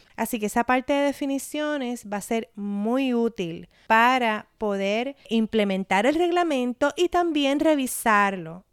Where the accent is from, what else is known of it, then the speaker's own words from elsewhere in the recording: Puerto Rico; mi experiencia como puertorriqueña